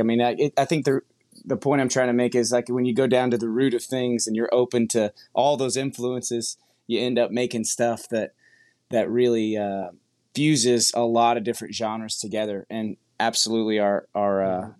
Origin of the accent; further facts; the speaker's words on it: Brazosport area, Gulf Coast, Texas, United States; also born or lived in New Jersey; we both grew up we spent we spent all of our childhood in uh, down on the uh, Gulf Coast, so the Brazosport area